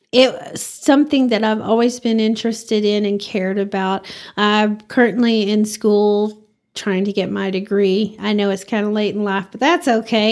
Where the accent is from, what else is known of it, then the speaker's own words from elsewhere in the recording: Bowie, Texas, United States; also born or lived in Spearman, Texas; now in Amarillo, United States; that's my hometown